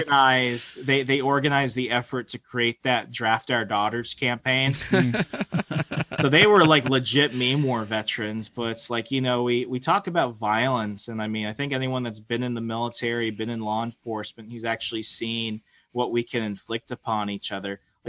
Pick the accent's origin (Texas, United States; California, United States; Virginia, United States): Virginia, United States; But in the way, it's like, look where I lived, look where I grew up. Like, I am culturally a Southerner. And I love Virginia.